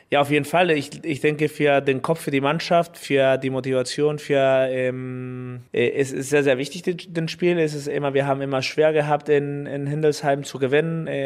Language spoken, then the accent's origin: German; Mexico; born there; weil man, ich geboren bin in Mexiko als Kind von äh, deutsche Bürger und mein mexikanischer Pass, weil ich in Mexiko geboren bin.